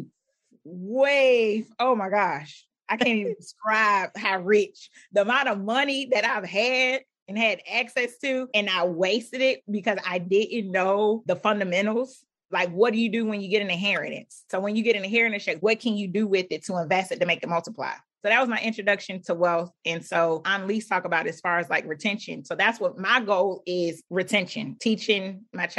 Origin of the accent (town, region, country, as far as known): Philadelphia, Pennsylvania, United States; born or raised there